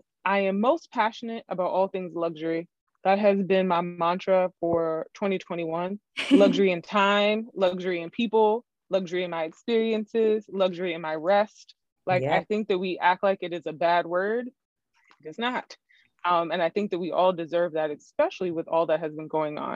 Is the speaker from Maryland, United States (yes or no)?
yes; Maryland, United States; now in Texas, United States; I am an East Coaster, which is a big part of my identity. I'm from Maryland